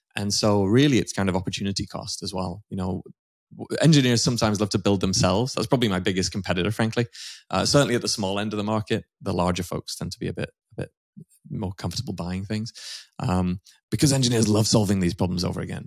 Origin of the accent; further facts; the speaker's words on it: United Kingdom; moved away as an adult; now in United States; I'm a, a Brit. Um, I'm now American citizen, actually, just recently, um, been here for thirteen years